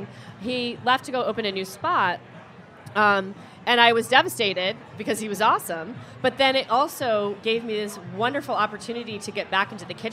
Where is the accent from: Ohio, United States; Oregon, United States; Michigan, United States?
Oregon, United States; Corvallis; now in Portland, United States; I was born in Corvallis, which is an hour and a half south of here